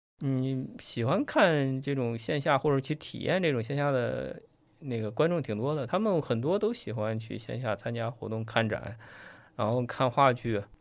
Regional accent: China; 还是我们中国人相对来说比较内敛

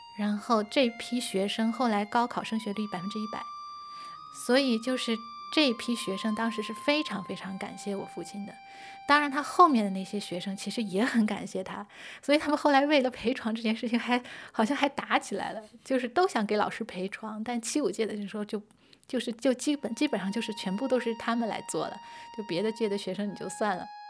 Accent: Inner Mongolia, China; moved away as an adult; also born or lived in London / Singapore; now in Shanghai, China; 我今年三十五岁，我从小呢是在内蒙古长大，我爸爸是印度尼西亚的圭桥

